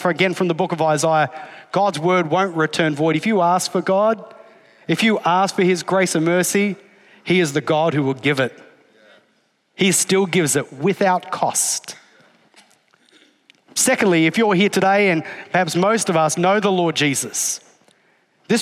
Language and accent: English; Australia; I'm Australian